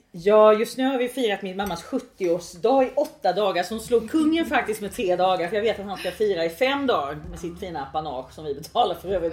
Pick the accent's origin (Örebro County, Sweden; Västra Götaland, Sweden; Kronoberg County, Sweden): Kronoberg County, Sweden; Växjö; moved away; Jag är ju från Ingelsta utanför Växjö från början